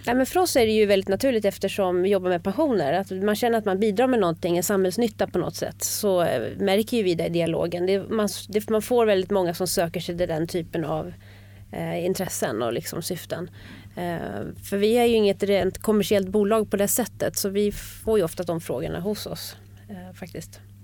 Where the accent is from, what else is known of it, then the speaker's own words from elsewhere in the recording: Bergslagen, Sweden; moved away as an adult; now in Stockholm, Sweden; Jag är uppväxt i Bergslagen eh, och kom hit till Stockholm